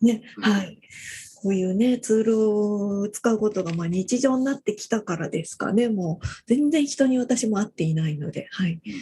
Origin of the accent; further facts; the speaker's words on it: Fukuoka, Japan; 私も福岡出身なので